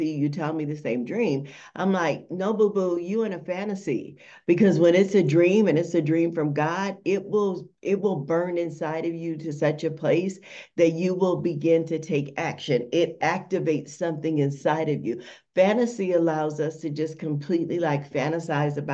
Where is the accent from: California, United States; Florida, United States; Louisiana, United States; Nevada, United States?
Nevada, United States; Las Vegas; I am from Las Vegas, Nevada, the most amazing city ever.